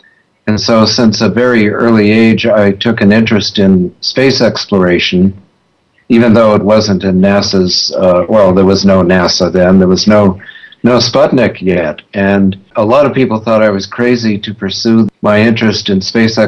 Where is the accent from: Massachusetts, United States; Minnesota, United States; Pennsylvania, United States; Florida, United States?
Massachusetts, United States; Belmont; I grew up in the Boston suburb of Belmont, sort of in the shadow of Harvard University